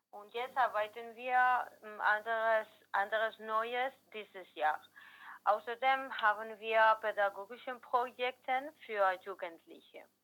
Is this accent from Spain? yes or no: yes; Valencia, Valencian Community, Spain; German is a second language; wir kommen aus Valencia, Spanien